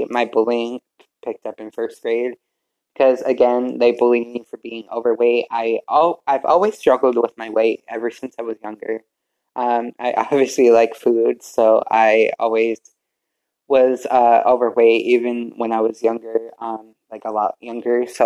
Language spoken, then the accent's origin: English; Vernon, Connecticut, United States; born there; also born or lived in Middletown / Glastonbury; I was born in Vernon, Connecticut, and we moved around from Middletown to Glastonbury to who knows where.